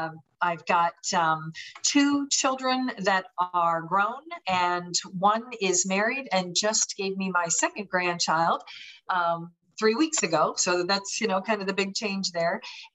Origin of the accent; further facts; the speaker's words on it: Pennsylvania, United States; also born or lived in California / Minnesota; now in Florida, United States; I was originally from Pennsylvania, went to California, went to Minnesota, then to Florida. So kind of hit all angles of the country and loving living where I'm at now.